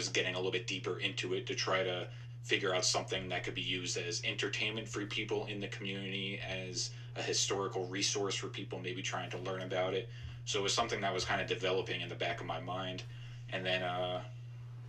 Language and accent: English; Long Island, New York, United States; moved away; I grew up on Long Island